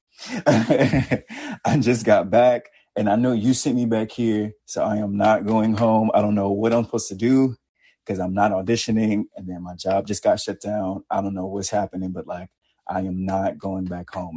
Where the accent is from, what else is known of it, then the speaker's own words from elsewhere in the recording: the South, United States; from the South